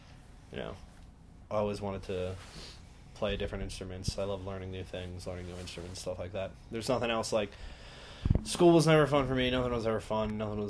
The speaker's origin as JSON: {"language": "English", "region": "Delaware", "country": "United States", "moved": "yes", "lives_now": "New Jersey, United States", "said": "I'm from Delaware."}